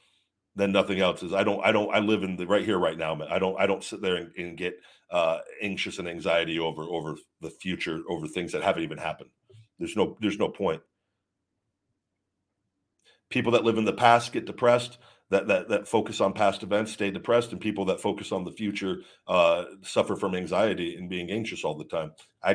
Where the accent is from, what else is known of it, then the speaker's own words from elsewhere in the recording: Baltimore, Maryland, United States; I'm from Baltimore, so I believe in rectifying issues and setting people straight.